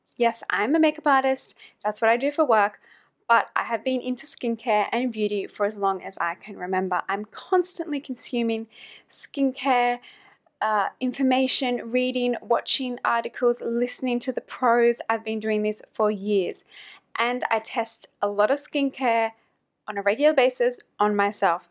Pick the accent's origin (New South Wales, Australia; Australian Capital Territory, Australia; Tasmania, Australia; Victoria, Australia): New South Wales, Australia; about one hour north of Sydney; moved away as an adult; also born or lived in New York City / London / Germany / Thailand; now in Hong Kong; I'm originally from Australia, close to Sydney, about one hour north of Sydney in a small kind of beach town